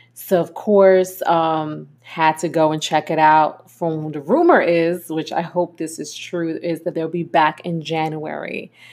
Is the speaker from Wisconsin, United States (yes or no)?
no; New York, United States; moved away as an adult; I am from New York